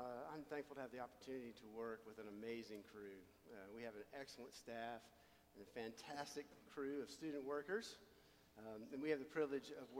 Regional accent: Nashville, Tennessee, United States; I grew up in Nashville, Tennessee, in a Christian home.

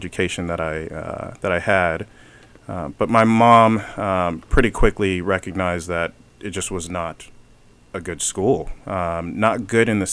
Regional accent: Los Angeles, California, United States; also born or lived in Atlanta; growing up in the Hyde Park area, I grew up, basically the main cross streets were Arlington and Van Ness, pretty darn close to Slauson and Crenshaw

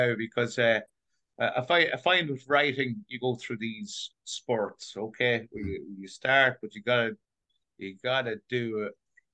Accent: County Meath, Ireland; moved away as an adult; now in New York, United States

